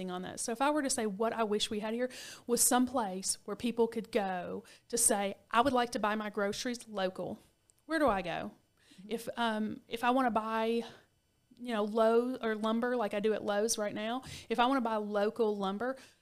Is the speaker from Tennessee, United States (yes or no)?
yes; Cookeville, Tennessee, United States; I grew up in Cookeville